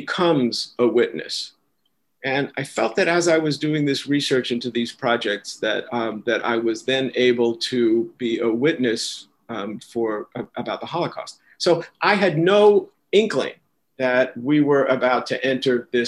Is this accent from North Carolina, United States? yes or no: no; New York City, New York, United States; first language German; English is a second language; I grew up in New York City in Washington Heights section